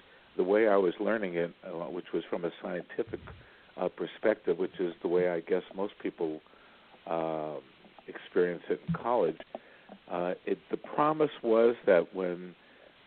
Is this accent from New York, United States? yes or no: yes; New York City, New York, United States; I grew up in Brooklyn, New York, in a Jewish family